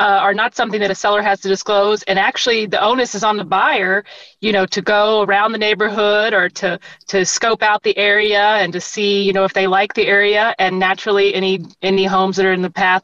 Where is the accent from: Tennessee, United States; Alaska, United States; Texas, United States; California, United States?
Alaska, United States; Anchorage; I grew up in Anchorage